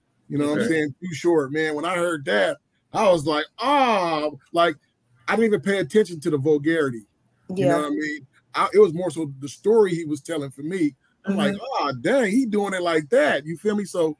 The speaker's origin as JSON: {"language": "English", "town": "San Francisco", "region": "California", "country": "United States", "said": "San Francisco, California."}